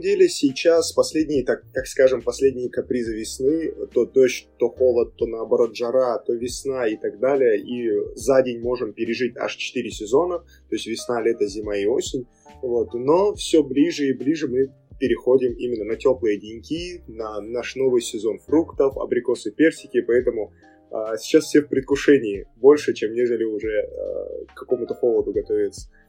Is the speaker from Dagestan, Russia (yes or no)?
yes; Makhachkala, Dagestan, Russia; Родился и вырос в Махачкале